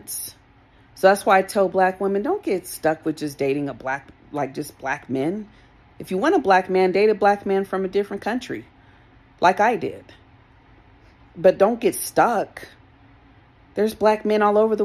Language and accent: English; Colorado, United States; I grew up here in Colorado